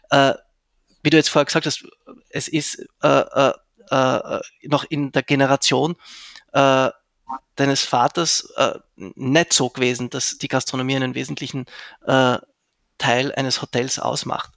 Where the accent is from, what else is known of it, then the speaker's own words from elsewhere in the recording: Zurich, Switzerland; also born or lived in Vienna, Austria; now in Graz, Austria; ich bin ja ursprünglich aus, also ich bin in Zürich aufgewachsen